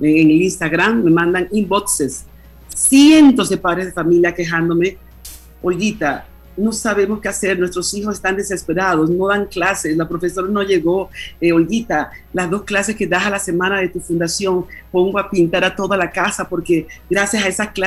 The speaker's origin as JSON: {"language": "Spanish", "country": "Panama", "moved": "yes", "lives_now": "Spain", "said": "cuando yo salí de Panamá en el año 1976, que vine a estudiar a España"}